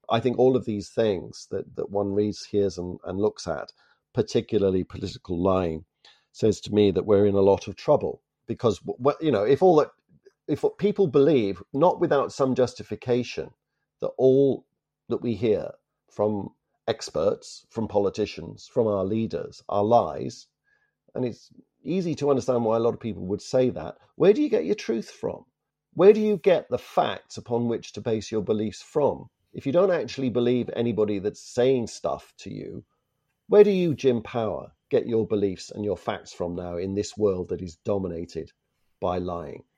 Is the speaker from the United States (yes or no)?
no; Toronto, Ontario, Canada; from the city of my birth, actually, from Toronto